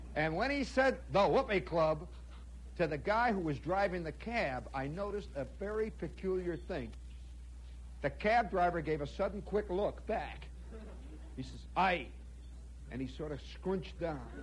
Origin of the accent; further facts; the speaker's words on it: United States; as an American